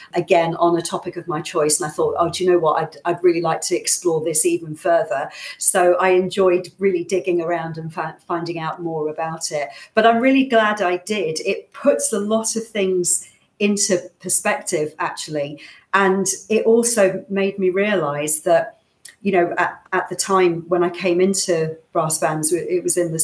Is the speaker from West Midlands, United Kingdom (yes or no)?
no; Thornton Heath, London, United Kingdom; moved away as an adult; also born or lived in Manchester; I'm from Thornton Heath originally in South London